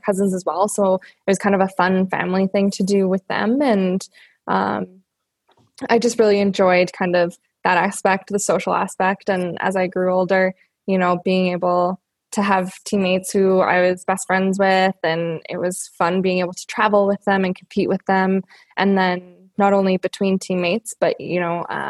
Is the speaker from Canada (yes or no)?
yes; Red Deer, Alberta, Canada; I grew up here, in Red Deer, Alberta